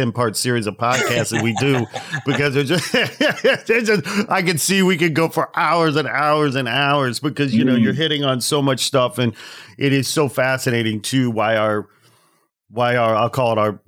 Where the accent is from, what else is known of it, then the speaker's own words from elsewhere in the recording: Midwest, United States; I'm from the Midwest